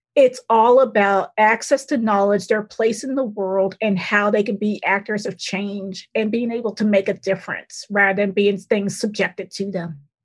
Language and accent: English; Boston, Massachusetts, United States; moved away; also born or lived in Tuscaloosa, Alabama; I grew up in Boston, Massachusetts, and then the South Shore of Boston